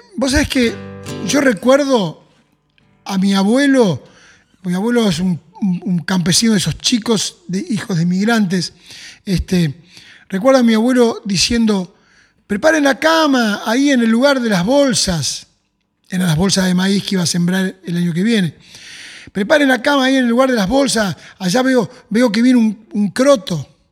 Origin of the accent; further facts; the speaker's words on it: Cañada Rosquín, Santa Fe, Argentina; cuando yo tenía seis años, nos llevó a vivir al pueblo, eh, yo empecé a trabajar repartiendo carne en una carnicería, la carnicería de Cabalero, en Cañada Rosquín